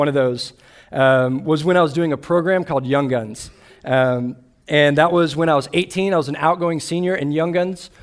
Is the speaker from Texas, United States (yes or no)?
yes; Austin, Texas, United States; I grew up in Austin, Texas, where I grew up a Longhorn fan.